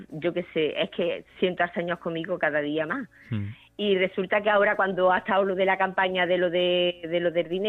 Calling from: Córdoba, Andalusia, Spain; Y Paloma me conoce que estuvo aquí en Córdoba.

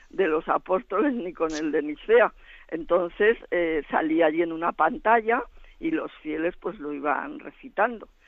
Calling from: Zaragoza, Aragon, Spain; de Zaragoza

